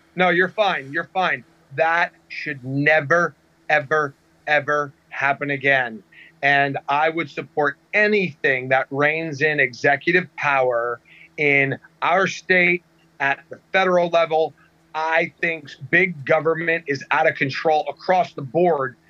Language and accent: English; New Jersey, United States; I'm born and raised in New Jersey.